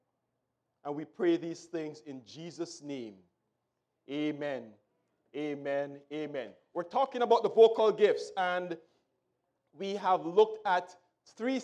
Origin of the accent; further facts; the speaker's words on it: Jamaica; when I was growing up in Jamaica